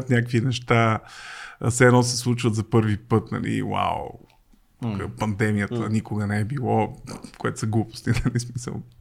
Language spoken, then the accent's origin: Bulgarian; Sofia, Sofia City, Bulgaria; аз съм от Люлин с цял живот.